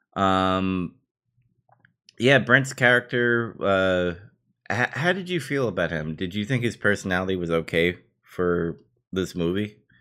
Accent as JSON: {"language": "English", "town": "New York City", "region": "New York", "country": "United States", "tie": "born or raised there", "said": "prop to Queensboro, uh, my hometown over there"}